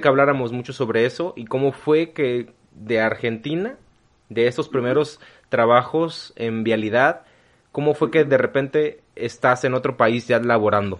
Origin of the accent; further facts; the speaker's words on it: Mexico; Yo nunca he salido del país, yo nunca he salido de México